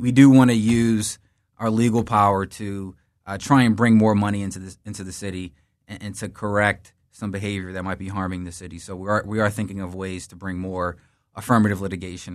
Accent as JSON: {"language": "English", "town": "Philadelphia", "region": "Pennsylvania", "country": "United States", "tie": "born or raised there", "said": "I was uh, born in North Philly, lived there in my early childhood, and then moved to West Philly whole family's in Philly"}